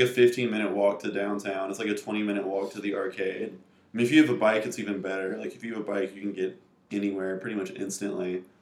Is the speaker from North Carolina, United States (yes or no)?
yes; Raleigh, North Carolina, United States; also born or lived in New York; now in Carrboro, United States; I am originally from the capital, which is Raleigh, which is right in the middle of the state